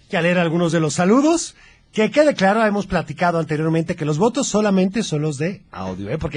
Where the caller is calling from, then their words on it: Guadalajara, Jalisco, Mexico; Hola, soy … de Guadalajara.